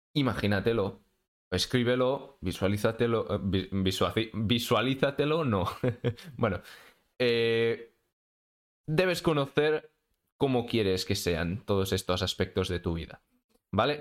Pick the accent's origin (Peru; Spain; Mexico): Spain; soy de España